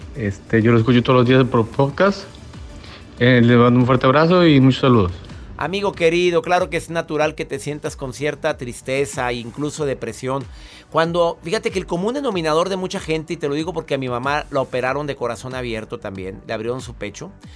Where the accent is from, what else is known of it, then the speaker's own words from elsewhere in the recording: Monterrey, Nuevo León, Mexico; now in Houston, United States; radico en la ciudad de Houston soy de Monterrey